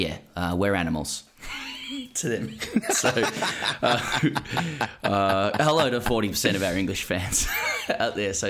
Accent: Australia; they were disappointed with how I played because I didn't come as the Aussie sledger.

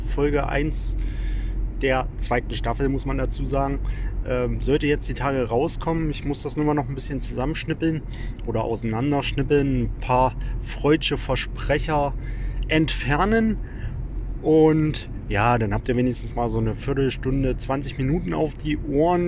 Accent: Wittenberg, Saxony-Anhalt, Germany; in meiner Heimatstadt der Lutherstadt Wittenberg

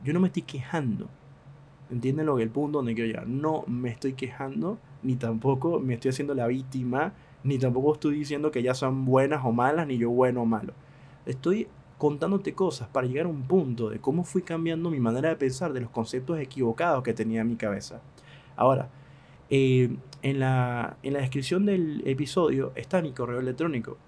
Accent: Venezuela; now in Argentina; yo que siendo venezolano

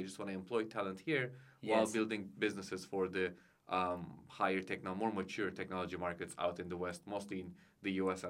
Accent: İzmir, Turkey; also born or lived in Canada / Istanbul, Turkey; I was born and raised in Izmir, which is a bit southern of Istanbul, here in Turkey. I went to high school there, then went to Canada for my college years.

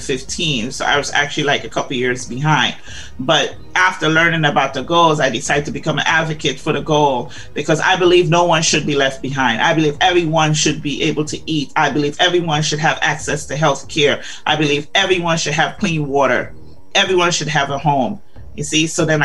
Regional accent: Guyana; So when I tell people I'm from Guyana, they're like, Ghana? I'm like, no, Guyana.

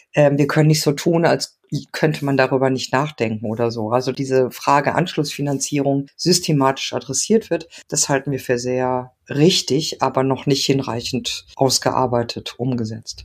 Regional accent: Mülheim an der Ruhr, North Rhine-Westphalia, Germany; also born or lived in Argentina; now in Munich, Germany; in Mülheim an der Ruhr, wo ich aufgewachsen bin

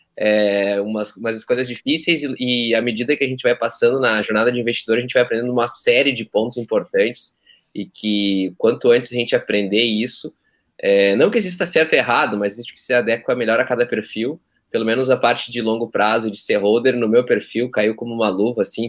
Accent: Santa Cruz do Sul, Rio Grande do Sul, Brazil; moved away as an adult; also born or lived in Porto Alegre; eu sou nascido e criado em Santa Cruz, tá? Então a cidade é até perto de vocês aí

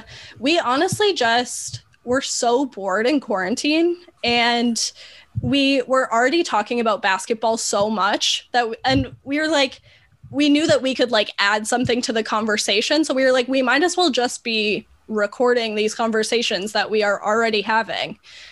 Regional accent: an hour from Detroit, Michigan, United States; I grew up an hour from Detroit

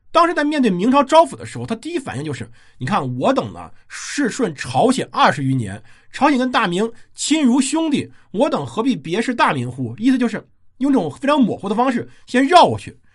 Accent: China; 而我们中国人不怎么讲血统

